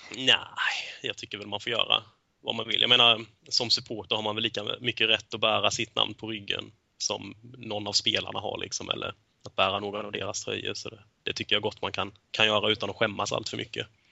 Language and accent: Swedish; Småland, Sweden; som smålänning som jag är